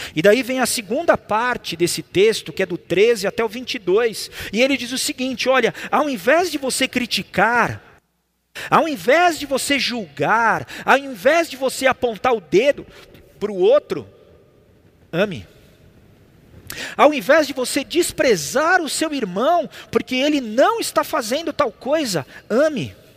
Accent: Brazil; eu sou brasileiro. E eu cresci com isso

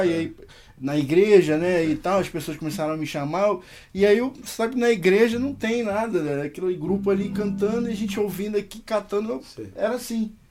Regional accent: Rio de Janeiro, Brazil; pais são cearenses, né? Sim. Mas eu nasci no Rio de Janeiro.

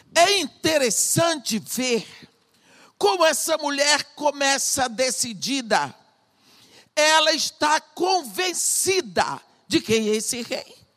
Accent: Brazil; also born or lived in Iraq; eu sou brasileira

